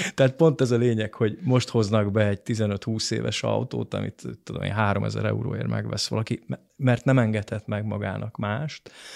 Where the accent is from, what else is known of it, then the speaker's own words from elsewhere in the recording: Hungary; adaptív, rugalmas magyar néplélek, amiben mi szocializálódtunk